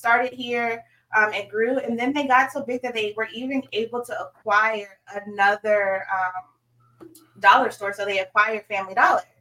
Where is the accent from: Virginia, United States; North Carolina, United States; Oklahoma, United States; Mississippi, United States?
Virginia, United States; Suffolk; moved away as an adult; also born or lived in Norfolk, Virginia / Sandpoint, Idaho / Dallas, Texas; I am from Hampton Roads, born and raised in Suffolk, Virginia